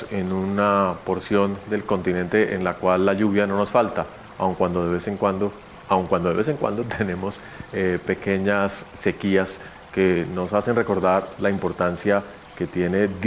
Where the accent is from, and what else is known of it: Colombia